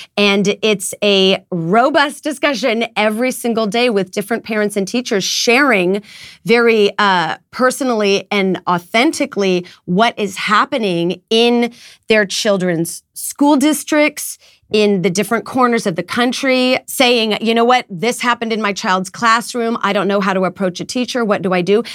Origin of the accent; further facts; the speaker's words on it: United States; as an American mom